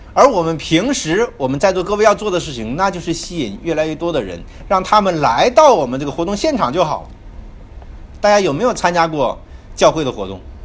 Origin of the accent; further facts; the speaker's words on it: China; 我们中国人